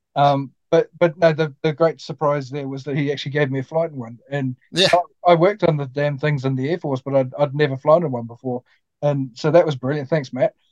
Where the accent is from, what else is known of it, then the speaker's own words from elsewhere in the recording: New Zealand; a Kiwi like me.